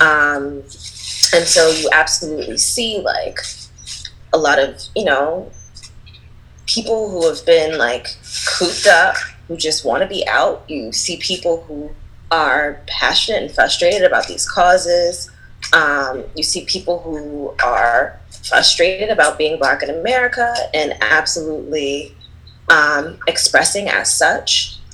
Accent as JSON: {"language": "English", "town": "Philadelphia", "region": "Pennsylvania", "country": "United States", "tie": "born or raised there", "said": "I grew up in Philly. I'm born and raised from there"}